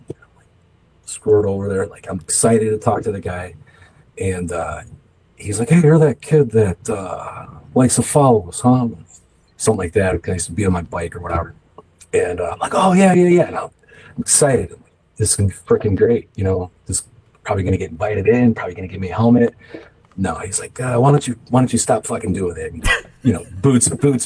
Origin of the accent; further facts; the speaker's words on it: Calumet City, Illinois, United States; I grew up in Calumet City for the most part, kind of transient for a little bit of my life, you know, moving around with my family when they split up